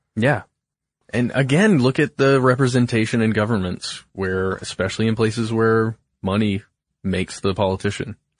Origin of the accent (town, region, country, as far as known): Alpharetta, Georgia, United States; born or raised there